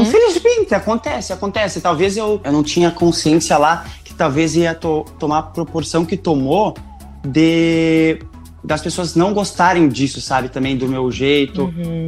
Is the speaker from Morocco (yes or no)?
no; Rio Grande do Sul, Brazil; accent: gaúcho with German influence; eu tenho bastante sotaque, não vou negar, porque eu sou do Rio Grande do Sul, de uma cidadezinha bem pequena, ainda mais que puxa pro alemão e tudo mais